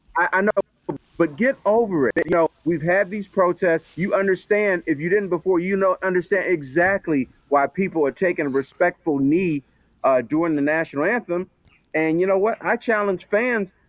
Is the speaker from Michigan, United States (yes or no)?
yes; Detroit, Michigan, United States; I grew up in Detroit